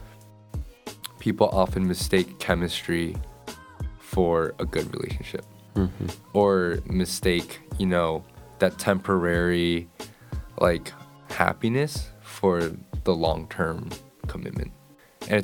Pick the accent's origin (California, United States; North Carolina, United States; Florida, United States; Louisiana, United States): North Carolina, United States; Apex; the neighborhood I live, I'm from Apex